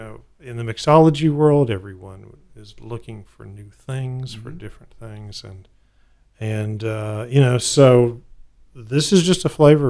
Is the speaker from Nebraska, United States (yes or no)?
no; Texas, United States; Growing up in Texas